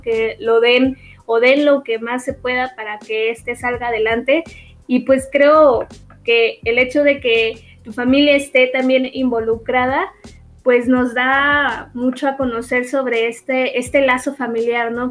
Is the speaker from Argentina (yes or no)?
no; Mexico; como buena mexicana